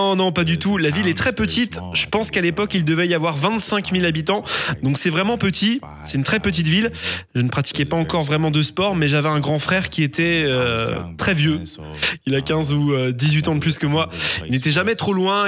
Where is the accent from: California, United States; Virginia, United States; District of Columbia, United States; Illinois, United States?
Virginia, United States; French is a second language; moved away; also born or lived in Alabama; je viens de Virginie. Enfin, je dis que je viens de là-bas parce que c'est là que j'ai grandi